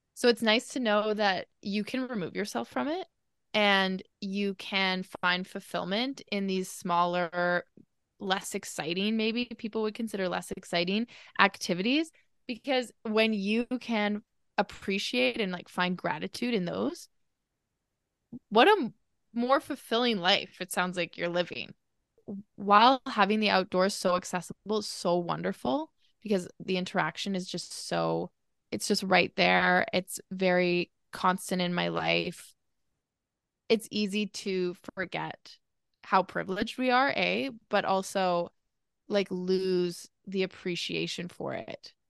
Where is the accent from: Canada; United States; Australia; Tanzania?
Canada; Calgary, Alberta; I grew up in Calgary